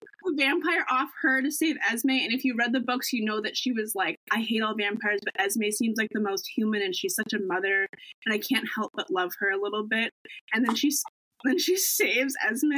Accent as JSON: {"language": "English", "area": "Cape Cod", "region": "Massachusetts", "country": "United States", "said": "I'm from Cape Cod, Massachusetts"}